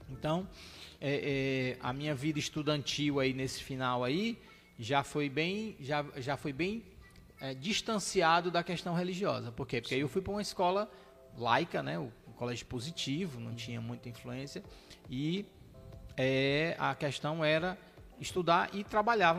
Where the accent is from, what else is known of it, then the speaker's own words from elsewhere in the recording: Fortaleza, Ceará, Brazil; eu fui criado ali no Jardim América e estudando aqui no Pia Marta Montese